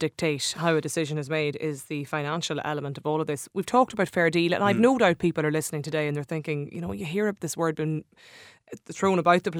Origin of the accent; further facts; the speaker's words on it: Donegal, Ulster, Ireland; now in Dublin, Ireland; I'm from Donegal, I live in Dublin